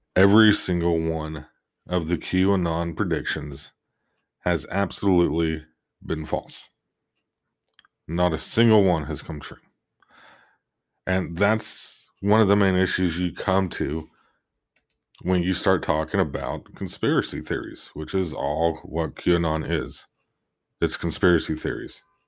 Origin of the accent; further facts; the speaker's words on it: Oklahoma, United States; my home state of Oklahoma